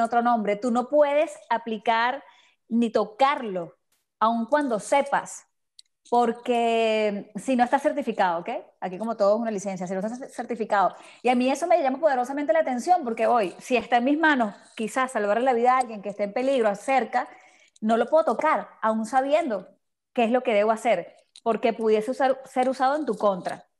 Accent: Venezuela; now in Miami, United States; tú y yo que somos de Venezuela

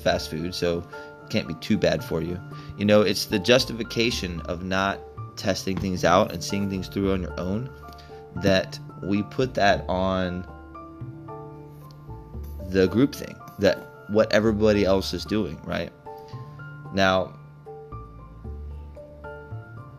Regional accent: Texas, United States; I grew up in Texas

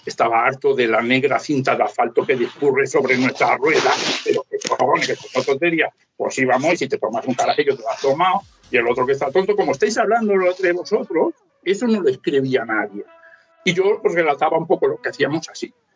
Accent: Ayora, Valencian Community, Spain; yo soy de Ayora, del interior de Valencia, y en un pueblo de 5.200 habitantes

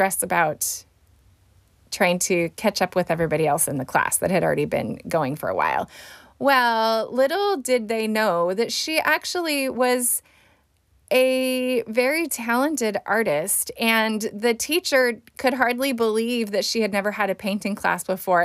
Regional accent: Fresno, California, United States; my hometown here in Fresno

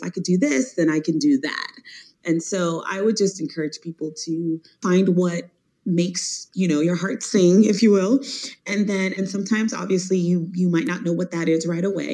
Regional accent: Miami, Florida, United States; now in Washington, D.C., United States; I'm from Miami, Florida

